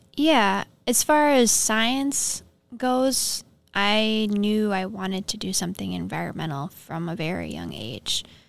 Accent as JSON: {"language": "English", "region": "Minnesota", "country": "United States", "tie": "born or raised there", "also_born_or_lived": "Duluth, Minnesota", "said": "I grew up in Malacca, Minnesota, surrounded by farming, like small community"}